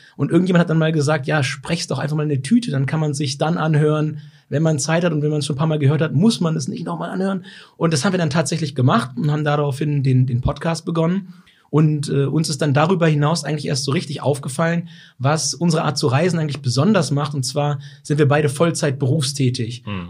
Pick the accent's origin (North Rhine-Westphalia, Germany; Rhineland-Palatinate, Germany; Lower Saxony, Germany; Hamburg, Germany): Lower Saxony, Germany; Weserbergland; moved away; komme ich äh, ganz ursprünglich aus dem Weserbergland, von einem äh, ehemals kleinen Bauernhof und bin halt viel mit Tieren aufgewachsen in der Natur